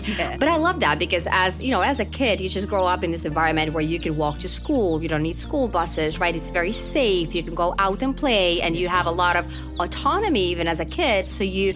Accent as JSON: {"language": "English", "country": "Finland", "tie": "born or raised there", "also_born_or_lived": "Kotka / Lappeenranta", "moved": "yes", "said": "I actually grew up in two different towns in Finland, small towns, Kotka and Lappeenranta. So Kotka was where I sort of spent my childhood, and Lappeenranta where my early teens was"}